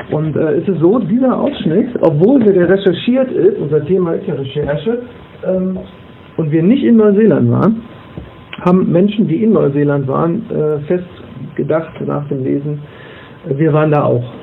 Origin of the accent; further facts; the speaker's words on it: Wesel, North Rhine-Westphalia, Germany; born there; es gibt äh, ja mehrere Romane, die in meiner Geburtsstadt äh, spielen, äh, wo ich mir dann immer sicher war. Und meine Frau sagt immer, wenn du dir sicher bist, dann guck nochmal nach. Äh, wo dann wirklich 15-Jährige, die jetzt in Wesel leben